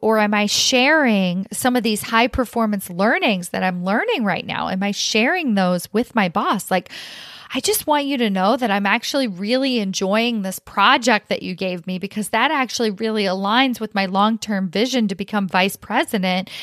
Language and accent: English; Kentucky, United States; now in California, United States; I grew up in Kentucky